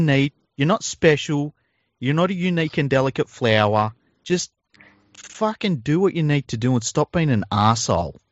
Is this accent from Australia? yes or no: yes; Sydney, New South Wales, Australia; my fucking entire childhood growing up in Mount Druitt